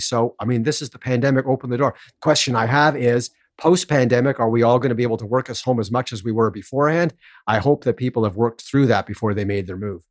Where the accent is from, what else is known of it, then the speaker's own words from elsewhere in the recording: Toronto, Ontario, Canada; I grew up in Toronto